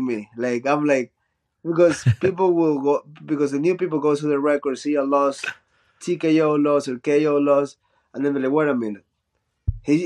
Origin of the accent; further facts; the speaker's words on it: Chone, Manabí, Ecuador; English is a second language; also born or lived in Guayaquil, Ecuador; In high school, when I moved from Chone to Guayaquil, which is a big city